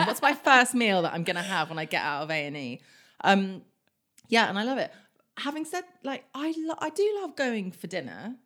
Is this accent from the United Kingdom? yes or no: yes; Kingston upon Thames, London, United Kingdom; also born or lived in Germany / Philippines (mother's origin); now in London, United Kingdom; We grew up in Kingston.